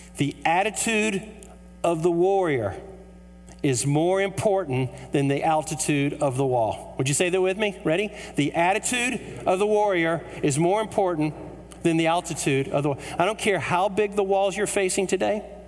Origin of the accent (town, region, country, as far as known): United States